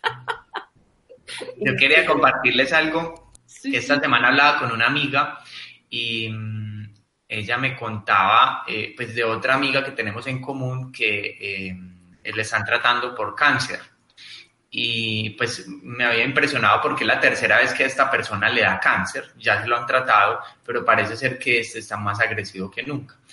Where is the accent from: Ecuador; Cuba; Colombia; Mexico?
Colombia; en mi país, en Colombia específicamente